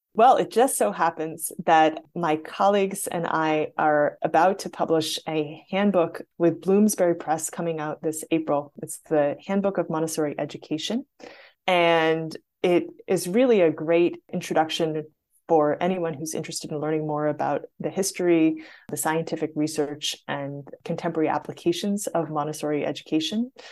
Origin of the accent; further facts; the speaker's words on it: India; moved away; I was a little kid growing up in India and had the opportunity to experience this system when I was in kindergarten.